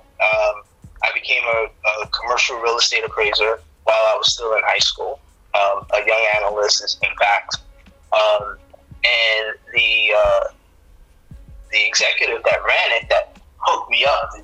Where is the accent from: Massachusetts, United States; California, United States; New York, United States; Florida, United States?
New York, United States; New York City; I grew up in the University Morris Heights section of the Bronx